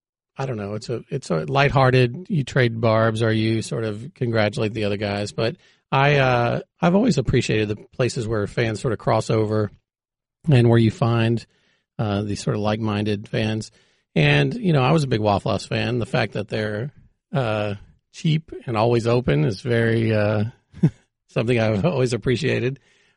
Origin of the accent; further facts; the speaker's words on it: Texas, United States; Well, I grew up in Texas. I was a, a pretty big diehard college football fan growing up.